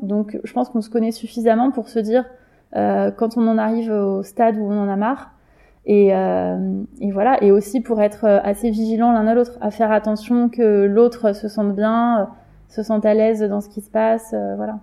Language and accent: French; Paris, Île-de-France, France; j'ai grandi dans une cité à Belleville